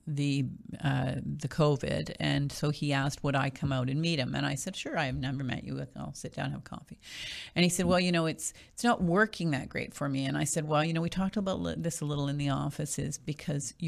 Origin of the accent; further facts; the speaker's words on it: Winnipeg, Manitoba, Canada; moved away as an adult; now in Ottawa, Canada; I actually am from out west. I'm from Winnipeg